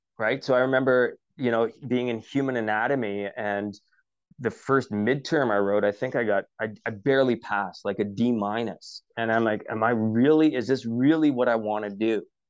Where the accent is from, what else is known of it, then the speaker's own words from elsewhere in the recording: Canada; we, being a Canadian, we just celebrated our Canadian Thanksgiving at the start of October. And I was missing home.